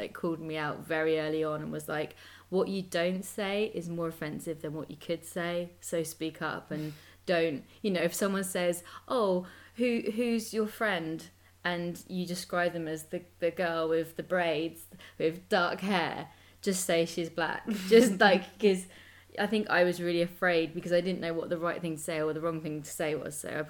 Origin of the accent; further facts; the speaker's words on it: United Kingdom; I don't feel even proud of being British, which I don't think is quite bad.